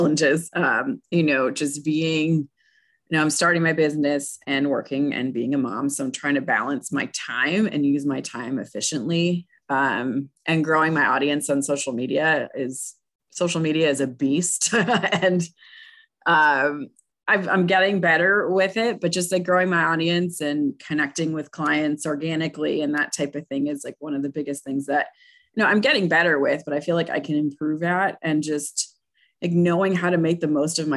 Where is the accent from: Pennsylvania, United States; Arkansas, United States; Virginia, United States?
Pennsylvania, United States; moved away; I'm from Pennsylvania originally